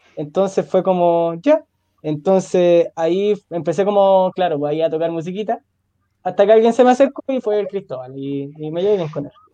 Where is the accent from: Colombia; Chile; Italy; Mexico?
Chile; Puente Alto, Santiago Metropolitan Region; yo soy de Puente Alto